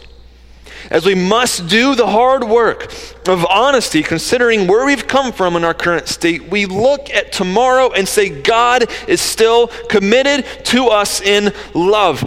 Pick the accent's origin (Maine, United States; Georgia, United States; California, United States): Georgia, United States; close to Atlanta; I grew up in Georgia, close to Atlanta